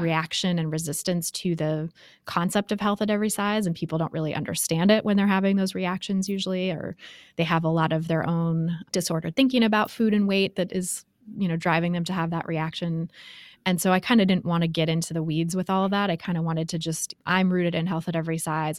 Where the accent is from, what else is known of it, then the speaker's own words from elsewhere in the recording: Bay Area, California, United States; I grew up in the Bay Area